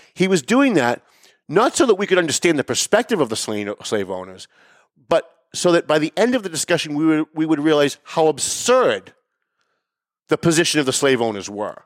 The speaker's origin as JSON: {"language": "English", "town": "Lawrence", "region": "Massachusetts", "country": "United States", "tie": "born or raised there", "said": "When I was younger, I grew up in Lawrence"}